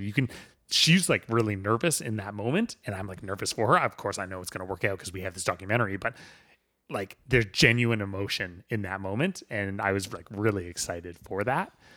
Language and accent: English; Vancouver, British Columbia, Canada; I come from the Vancouver background